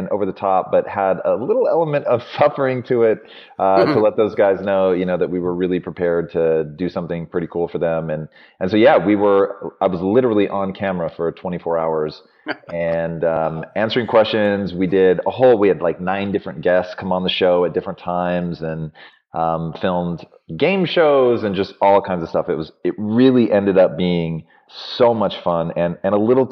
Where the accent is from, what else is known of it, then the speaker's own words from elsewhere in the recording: Tacoma, Washington, United States; I grew up in Tacoma, Washington